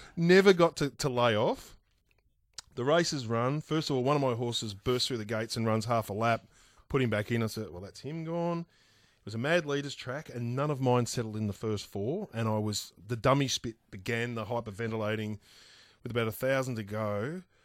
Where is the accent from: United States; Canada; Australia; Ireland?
Australia; Bacchus Marsh, Victoria; I grew up in Bacchus Marsh